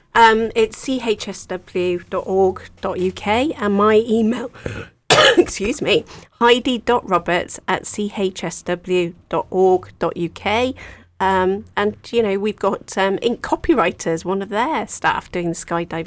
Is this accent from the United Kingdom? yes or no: yes; Wales, United Kingdom; moved away; I'm from Wales originally